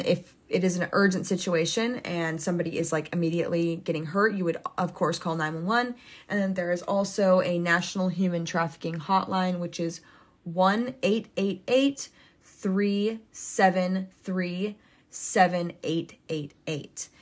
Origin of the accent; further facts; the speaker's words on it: United States; I was raised, born and raised in the United States my entire life.